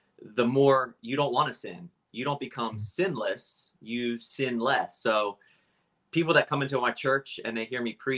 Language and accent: English; Cape May Court House, New Jersey, United States; also born or lived in Philadelphia; I grew up in South Jersey, Cape May Courthouse specifically. That is the southern tip of New Jersey. Born and raised down there